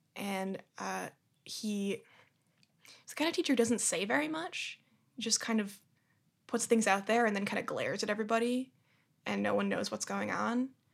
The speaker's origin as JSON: {"language": "English", "town": "Boston", "region": "Massachusetts", "country": "United States", "also_born_or_lived": "Brooklyn, New York", "moved": "yes", "lives_now": "New York, United States", "said": "I'm from Boston, Massachusetts"}